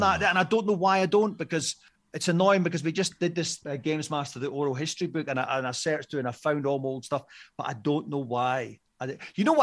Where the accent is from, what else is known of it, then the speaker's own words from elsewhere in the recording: Scotland, United Kingdom; as a Scottish person that comes from a generation